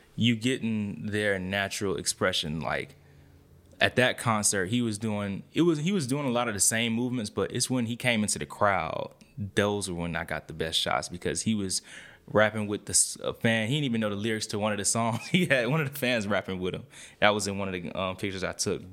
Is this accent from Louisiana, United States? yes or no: no; East Point, Georgia, United States; born or raised there